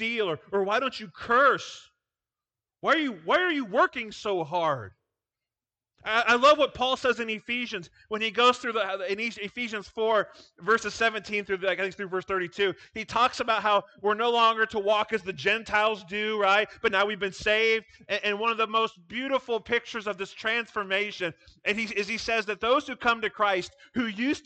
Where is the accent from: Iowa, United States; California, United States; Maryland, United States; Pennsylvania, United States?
Iowa, United States; moved away as an adult; now in Nebraska, United States; I grew up in Iowa